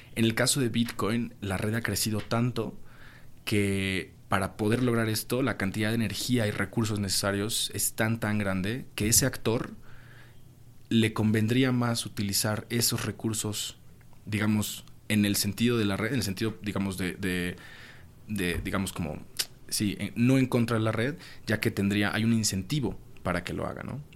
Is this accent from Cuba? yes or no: no; Mexico; soy, soy de México